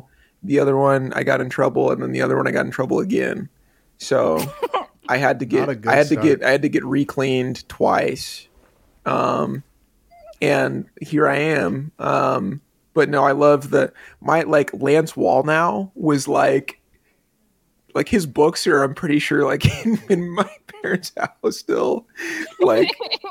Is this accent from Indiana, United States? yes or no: no; Omaha, Nebraska, United States; I'm from Omaha